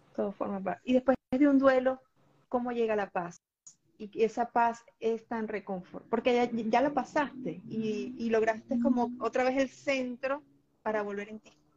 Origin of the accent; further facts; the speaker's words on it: Venezuela; en mi país, en Venezuela